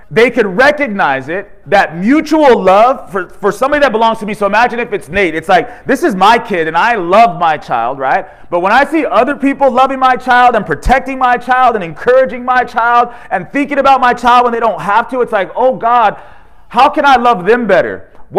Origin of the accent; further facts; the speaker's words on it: California, United States; He's from North Carolina. We're from California.